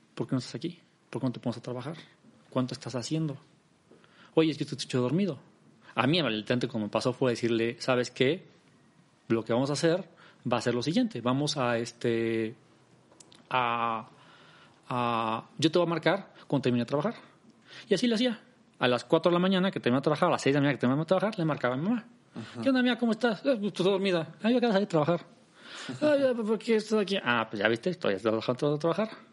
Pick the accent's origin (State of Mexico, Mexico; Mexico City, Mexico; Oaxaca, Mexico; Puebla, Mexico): Mexico City, Mexico; also born or lived in Netherlands; Nací en la Ciudad de México, en México